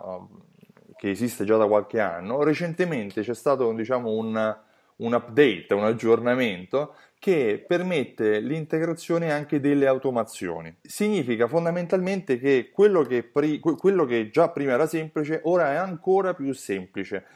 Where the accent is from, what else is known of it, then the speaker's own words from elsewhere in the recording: Rome, Lazio, Italy; accent: Roman; col mio accento romano metto le doppie dappertutto